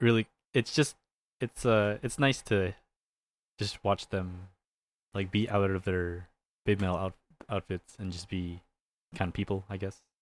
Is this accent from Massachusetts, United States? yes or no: no; California, United States; I'm from Cal, I'm from California